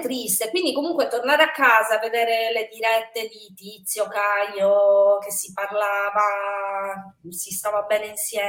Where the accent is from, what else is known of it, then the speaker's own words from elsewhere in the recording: Sardinia, Italy; moved away; in realtà solo io sono sarda